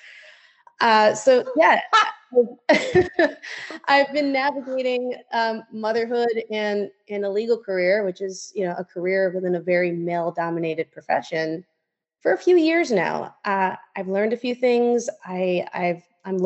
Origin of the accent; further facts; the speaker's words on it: New York City, New York, United States; also born or lived in Israel; I was born in Queens, New York, but I grew up between Israel and New York City